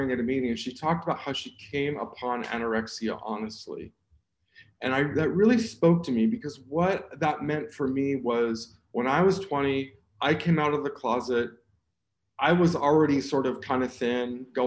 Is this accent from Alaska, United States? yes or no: no; Southern California, United States; I was born in Southern California.